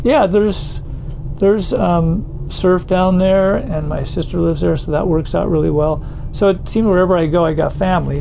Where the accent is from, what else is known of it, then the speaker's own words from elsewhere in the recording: Southern California, United States; moved away as an adult; now in Santa Cruz, United States; I grew up in Southern California